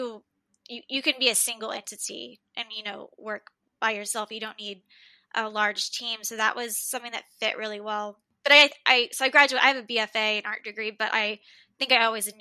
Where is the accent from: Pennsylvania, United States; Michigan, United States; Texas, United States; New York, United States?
Texas, United States; Dallas; born and raised in Dallas.